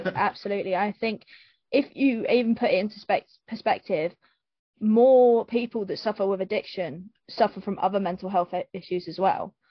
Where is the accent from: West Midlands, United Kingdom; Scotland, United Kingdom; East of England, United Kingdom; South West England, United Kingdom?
East of England, United Kingdom; Luton; I grew up, I grew up in Luton